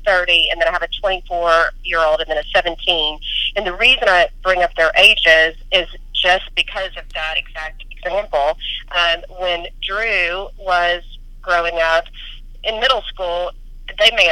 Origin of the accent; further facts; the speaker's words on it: Lexington, Kentucky, United States; I am from Lexington, Kentucky, and I was raised by a bunch of old Southern women